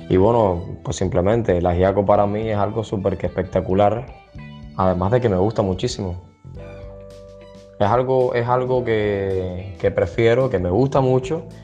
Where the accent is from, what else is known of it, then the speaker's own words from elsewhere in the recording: Cuba; En mi país, eh, aquí en Cuba, porque soy cubano